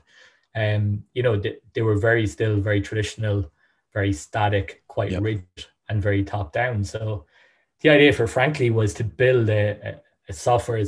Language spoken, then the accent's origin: English; Sligo, Connacht, Ireland; also born or lived in Dublin; Based out of Sligo, my hometown.